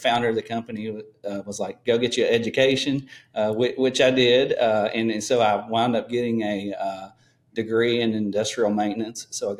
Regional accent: Madisonville, Kentucky, United States; So I'm a little town called Madisonville, Kentucky, Western Kentucky. It's kind of still the coal industry is still thriving here. I have a couple underground coal mines within 5 miles of my house.

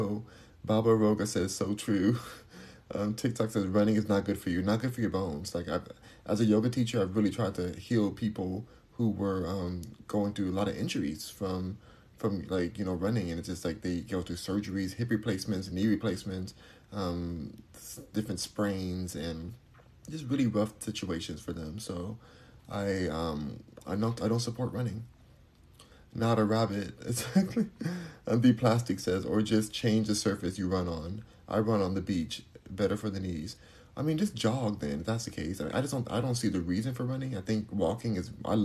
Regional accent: Los Angeles, California, United States; I'm from Los Angeles

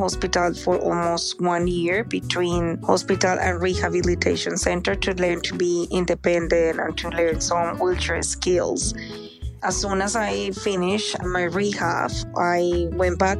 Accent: Bogotá, Colombia; moved away as an adult; now in Australia; I'm originally from Colombia. I've been living here in Australia for almost 20 years, and I'm 44 now. I grew up in Bogota, which is the capital city of Colombia

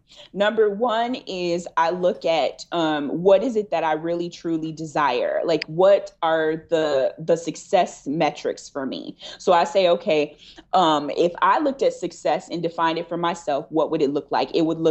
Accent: Detroit, Michigan, United States; also born or lived in Texas / Georgia; I grew up in Michigan is where I'm from. So I'm from Detroit, and I grew up in Michigan in different parts, in Texas and in Georgia.

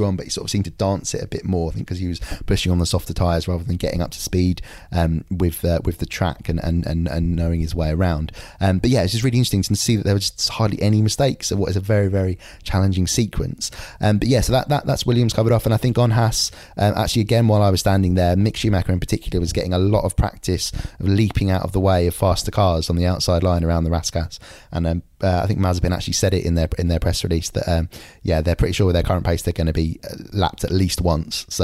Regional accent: London, United Kingdom; I grew up in East London

